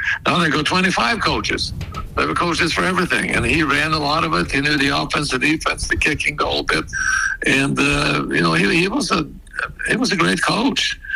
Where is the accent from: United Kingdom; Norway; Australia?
Norway; moved away as an adult; go back to Norway